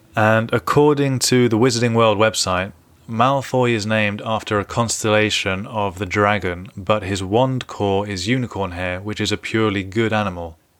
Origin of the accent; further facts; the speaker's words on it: London, United Kingdom; being a Londoner